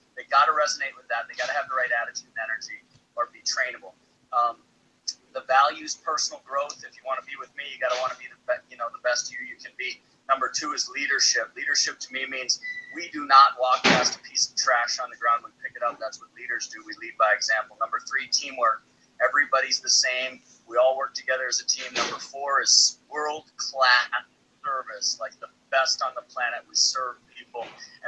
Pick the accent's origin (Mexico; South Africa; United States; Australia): United States; Minneapolis, Minnesota; now in Austin, United States; Minneapolis right now, which is my hometown